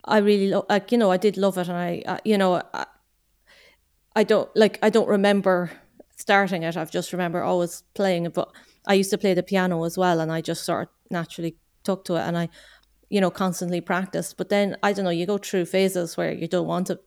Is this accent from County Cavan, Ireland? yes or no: yes; Loch Duff, County Cavan, Ireland; moved away as an adult; now in Glasgow, United Kingdom; I'm from County Cavan in Ireland